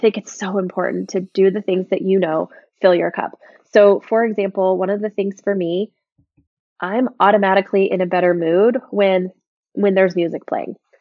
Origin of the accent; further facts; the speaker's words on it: Ocala, Florida, United States; moved away as an adult; also born or lived in Nashville / Montana; we moved back to my hometown, um, our hometown, I should say, of Ocala, Florida